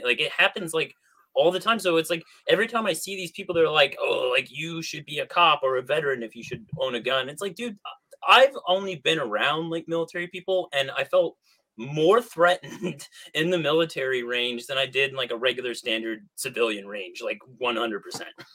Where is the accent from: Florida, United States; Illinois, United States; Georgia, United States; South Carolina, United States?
Illinois, United States; Southern; I grew up in Southern Illinois in this small ass town